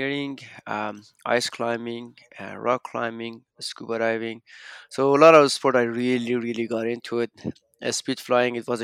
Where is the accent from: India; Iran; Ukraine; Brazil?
Iran; moved away as an adult; also born or lived in Canada; I grew up in Iran until I was 19 when I moved to Canada